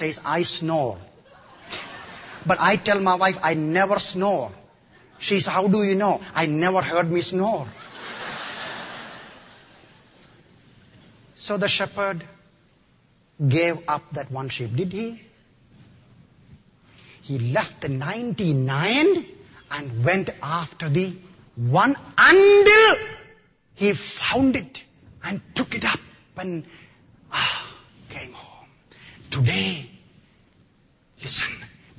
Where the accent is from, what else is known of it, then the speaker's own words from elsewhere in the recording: Kerala, India; now in United States; I come from the extreme southern part of India, in the state of Kerala.